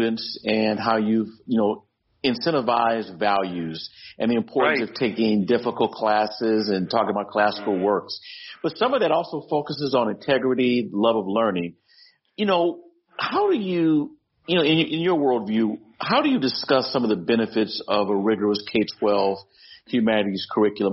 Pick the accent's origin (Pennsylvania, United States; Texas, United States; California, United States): California, United States; Los Angeles; I grew up in Los Angeles. The Crenshaw District of Los Angeles